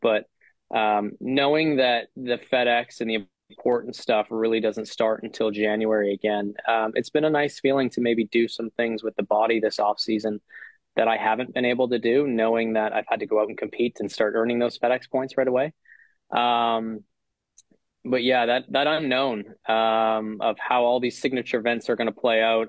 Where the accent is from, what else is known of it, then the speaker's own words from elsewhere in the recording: Canada; as Canadian players